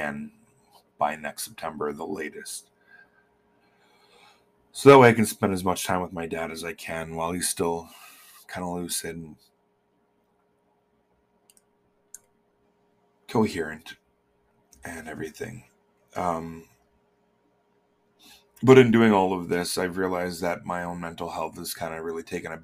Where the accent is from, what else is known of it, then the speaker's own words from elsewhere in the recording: Manitoba, Canada; moved away; I'm from Manitoba